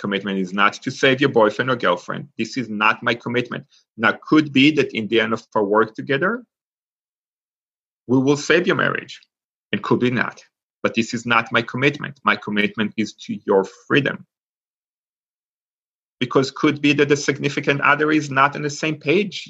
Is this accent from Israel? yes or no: yes; Israel; English is a second language; now in Pittsburgh, United States; I grew up in Israel. And for those of us that know anything about Israel, beside what the news show, I grew up in a kibbutz